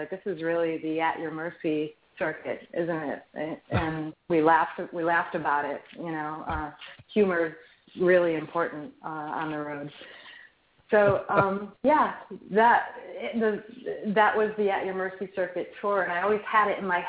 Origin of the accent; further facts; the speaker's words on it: near Niagara Falls Boulevard, New York, United States; I grew up near Niagara Falls Boulevard